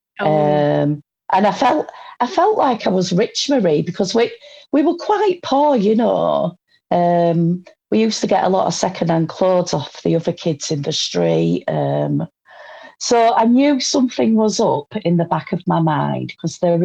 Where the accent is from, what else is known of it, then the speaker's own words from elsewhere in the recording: United Kingdom; accent: northern; as you can probably tell by my accent, I'm a northerner.